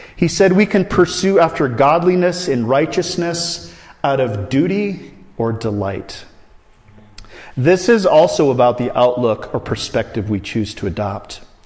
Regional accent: Iowa, United States; I grew up in Iowa

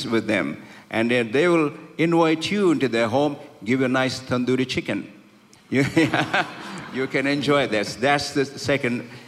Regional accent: India; accent: Indian English; English is a second language; also born or lived in Bay Area; now in United States; I'm not an English background man, but I'm from India and I speak Indian English

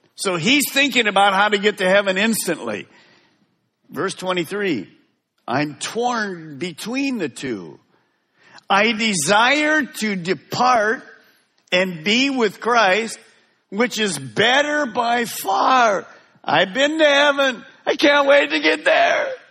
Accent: Detroit, Michigan, United States; also born or lived in Merritt Island, Florida; now in West Melbourne, United States; Linda and I were raised in the Detroit area

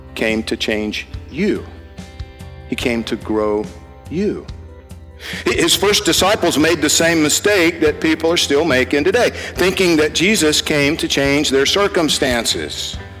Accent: Georgia, United States; I'm from Georgia

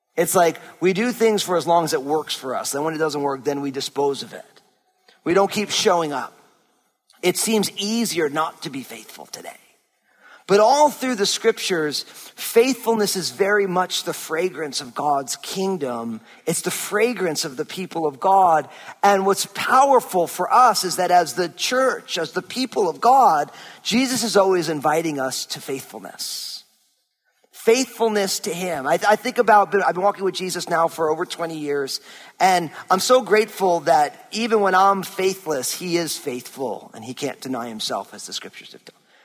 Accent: New Jersey, United States; moved away; I'm born and raised in New Jersey

